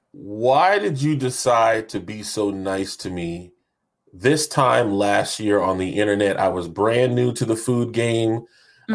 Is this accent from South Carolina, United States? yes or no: yes; North Charleston, South Carolina, United States; I am from the great state of Charleston, AKA North Charleston, South Carolina